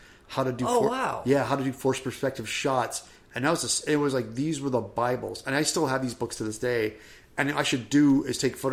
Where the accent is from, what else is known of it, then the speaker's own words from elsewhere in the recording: St. Louis, Missouri, United States; I was in St. Louis as a kid.